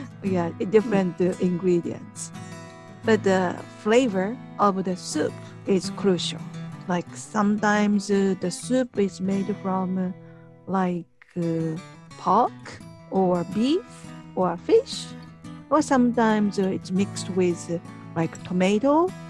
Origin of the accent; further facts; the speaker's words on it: Japan; from Japan.